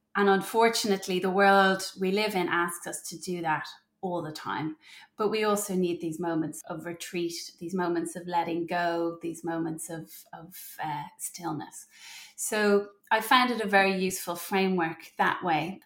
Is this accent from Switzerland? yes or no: no; Ireland; moved away as an adult; also born or lived in Germany; I'm from Ireland, and we moved back to Ireland while I was pregnant with my third